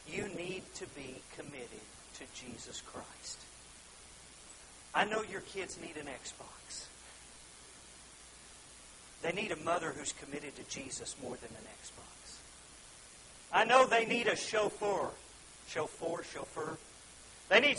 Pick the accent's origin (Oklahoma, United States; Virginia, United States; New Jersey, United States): Oklahoma, United States; we're from Oklahoma